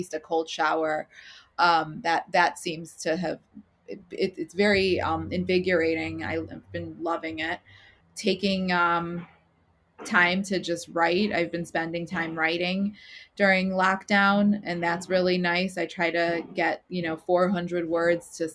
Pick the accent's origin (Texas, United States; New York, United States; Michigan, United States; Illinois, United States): Illinois, United States; Chicago; growing up in Chicago and watching my parents build their businesses